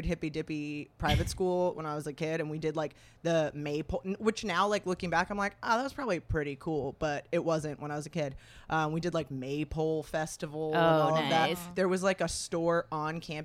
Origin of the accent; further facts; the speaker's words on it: Los Angeles, California, United States; I'm from Los Angeles